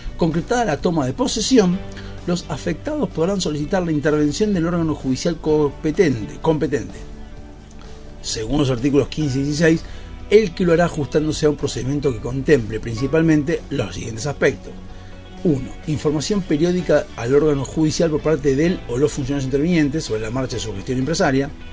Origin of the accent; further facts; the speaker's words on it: Argentina; como ciudadanos argentinos